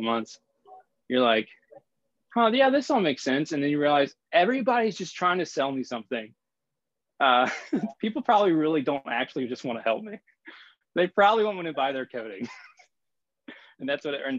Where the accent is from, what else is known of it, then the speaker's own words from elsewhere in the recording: Richmond, Virginia, United States; I'm from Richmond, Virginia.